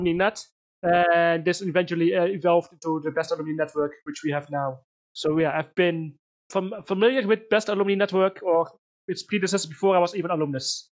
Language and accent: English; Netherlands; now in Berlin, Germany; I'm from the Netherlands, but I nowadays live in Berlin, Germany